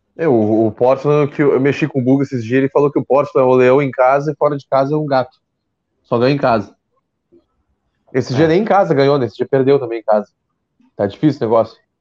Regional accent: Pelotas, Rio Grande do Sul, Brazil; eu sou de Pelotas

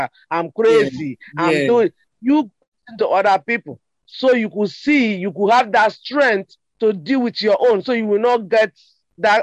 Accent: Nigeria; moved away as an adult; now in New York City, United States; I was born in Nigeria. I grew up in Nigeria, but I come here when I'm 19 years old

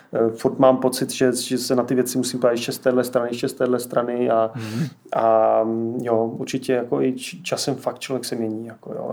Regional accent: Moravia, Czechia; já jsem z Moravy

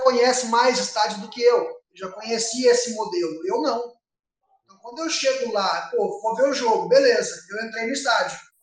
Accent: south of Minas Gerais, Brazil; eu moro aqui no sul de Minas Gerais, sou daqui do sul de Minas

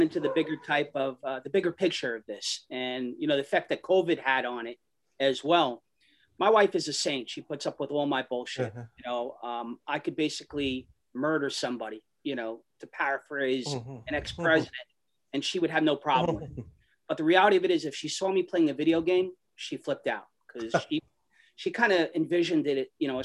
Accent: New York City, New York, United States; we grew up in Astoria

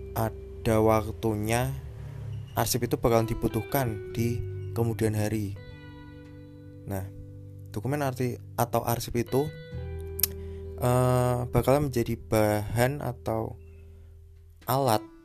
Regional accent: Semarang, Central Java, Indonesia; also born or lived in Tabanan, Bali / Kendal, Central Java; Aku lahir di Tabanan Bali pada tahun 1998 kemudian aku pindah ke Semarang kemudian waktu SMP sampai SMA aku pindah ke Kendal

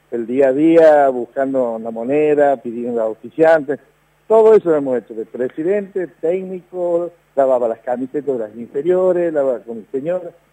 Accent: Santiago del Estero, Argentina; No, yo soy nacido aquí en Santiago de Estero.

